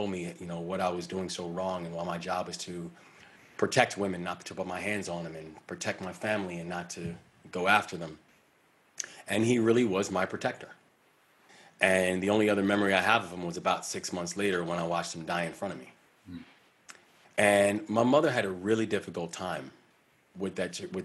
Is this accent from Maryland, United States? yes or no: yes; Baltimore, Maryland, United States; the Baltimore Sun, which is my hometown paper